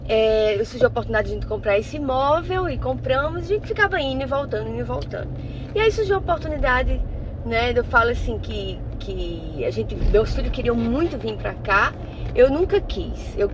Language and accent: Portuguese; João Pessoa, Paraíba, Brazil; now in Orlando, United States; eu sou de João Pessoa, na Paraíba.